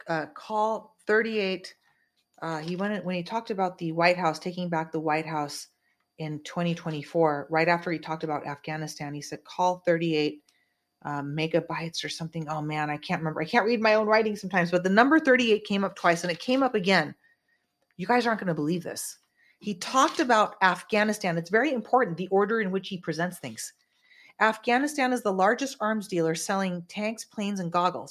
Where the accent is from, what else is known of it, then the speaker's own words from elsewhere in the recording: California, United States; I am a California girl. I'm from California.